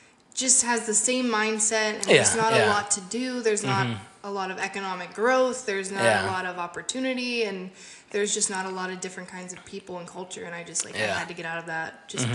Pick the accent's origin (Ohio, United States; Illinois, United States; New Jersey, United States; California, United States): Ohio, United States; now in San Antonio, United States; I'm from Ohio, so I feel like I'm only 7 hours from my hometown in Virginia.